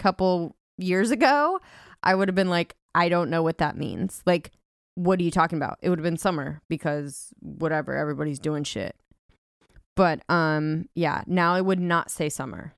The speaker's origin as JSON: {"language": "English", "region": "California", "country": "United States", "moved": "yes", "said": "I'm from California"}